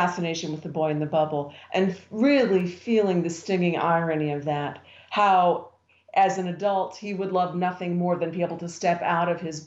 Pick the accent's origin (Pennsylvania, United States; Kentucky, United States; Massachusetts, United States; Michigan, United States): Pennsylvania, United States; Western; I grew up in Western Pennsylvania during the coal mining years. I grew up in a little mining town.